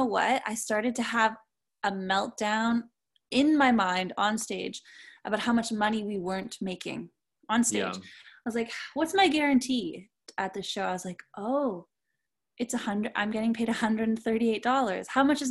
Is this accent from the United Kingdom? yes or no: no; Canada; also born or lived in Montreal; being Canadian